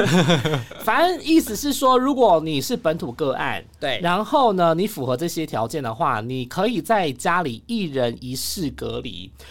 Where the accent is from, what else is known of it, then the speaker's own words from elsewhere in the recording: Taiwan; 我们台湾人的这个心理素质